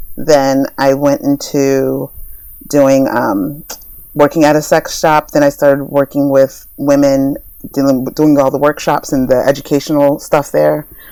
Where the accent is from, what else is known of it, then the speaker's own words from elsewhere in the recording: New Jersey, United States; now in Los Angeles, United States; I'm originally from New Jersey